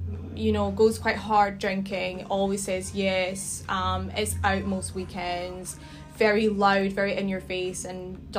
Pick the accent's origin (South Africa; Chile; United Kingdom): United Kingdom; Glasgow, Scotland; moved away as an adult; now in Sydney, Australia; So I'm originally from Scotland, from Glasgow. Like yourselves, I moved to Sydney about 4.5 years ago. So I would have been 25 at the time.